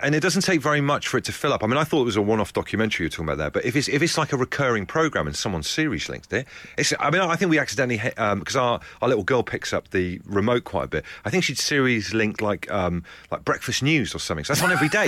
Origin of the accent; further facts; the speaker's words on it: Devon, South West England, United Kingdom; I grew up in Devon